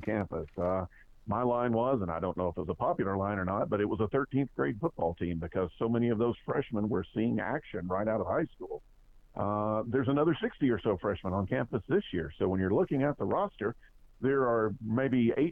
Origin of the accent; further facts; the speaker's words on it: Jacksonville, Alabama, United States; I grew up in Jacksonville, Alabama